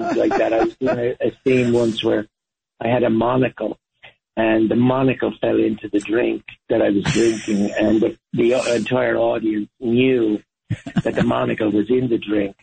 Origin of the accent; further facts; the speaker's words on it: Ireland; moved away as an adult; also born or lived in Dublin, Ireland / Spain / London, United Kingdom / New York, United States; I was born in Dublin, obviously the capital city of Ireland, but I was raised to a great extent in the countryside.